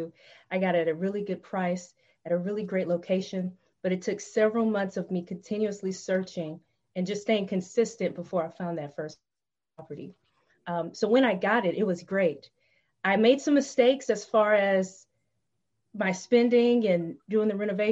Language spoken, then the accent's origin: English; Tennessee, United States; I searched for homes in the town that I was living in Tennessee. That's my home state.